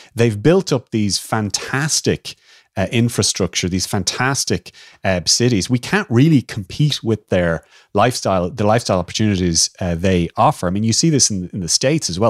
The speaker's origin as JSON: {"language": "English", "country": "Ireland"}